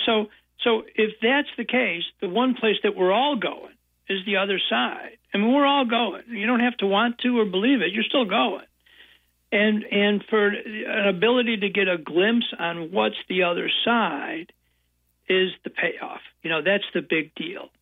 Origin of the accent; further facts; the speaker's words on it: Buffalo, New York, United States; now in Chicago area, United States; I was born in Buffalo, New York, and youngest of ten kids in a big Irish Catholic family. Moved to the suburbs when I was uh, in grammar school uh, of, of Buffalo